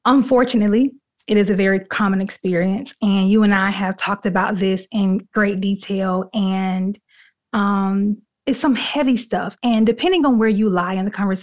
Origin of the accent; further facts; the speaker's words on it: Dothan, Alabama, United States; my hometown, Dothan, Alabama.